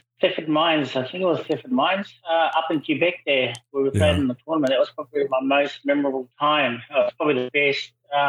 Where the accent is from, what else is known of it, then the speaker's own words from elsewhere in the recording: New Zealand; moved away as an adult; also born or lived in Ashland, Ohio; Grow up in New Zealand.